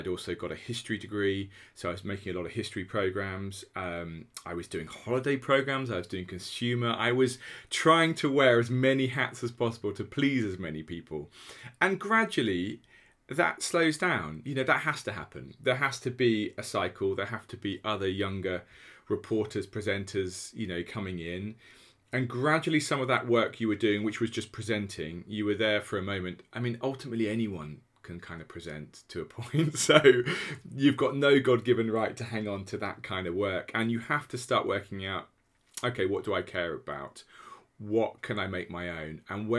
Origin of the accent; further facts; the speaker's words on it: Norwich, East of England, United Kingdom; You know, I am the son of two secondary school teachers. I grew up in Norwich.